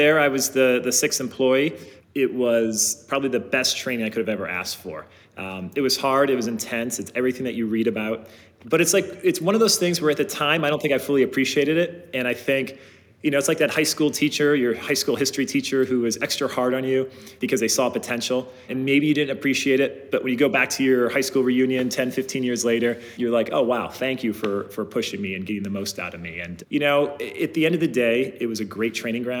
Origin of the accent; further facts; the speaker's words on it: Ohio, United States; I grew up in the Midwest in Ohio